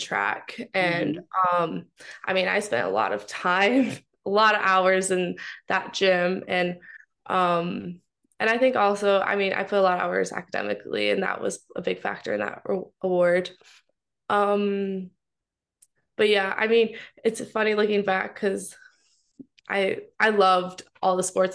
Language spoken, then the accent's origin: English; Mount Pleasant, Michigan, United States; I'm from Mount Pleasant, Michigan